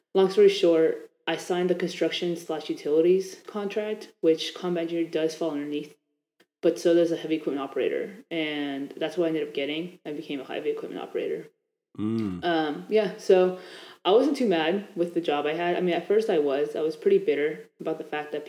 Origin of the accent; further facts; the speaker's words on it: Annandale, Virginia, United States; I'm from Annandale, Virginia. I was basically raised here my entire life